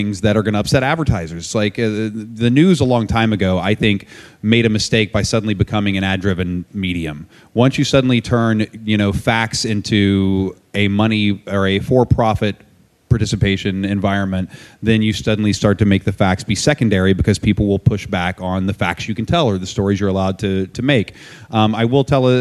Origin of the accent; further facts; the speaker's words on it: West Virginia, United States; moved away; where I grew up in West Virginia